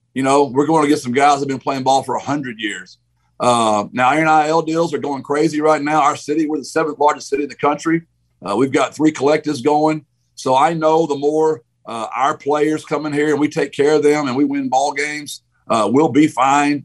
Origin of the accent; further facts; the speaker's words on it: Gilmer, Texas, United States; also born or lived in San Antonio, Texas; Gilmer's, my hometown, my high school